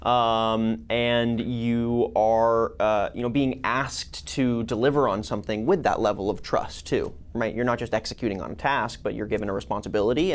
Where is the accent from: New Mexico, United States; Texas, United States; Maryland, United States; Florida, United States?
Texas, United States; also born or lived in Walnut Creek, California; I was born in Walnut Creek, but I've lived in Texas since I was like 3